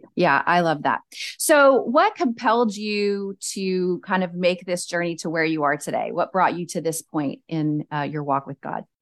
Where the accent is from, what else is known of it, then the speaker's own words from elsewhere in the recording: Cajun, Louisiana, United States; I'm just a Cajun girl